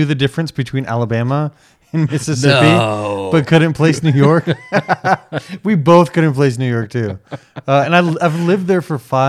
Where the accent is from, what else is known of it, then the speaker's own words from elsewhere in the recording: Mexico; moved away; I grew up in Mexico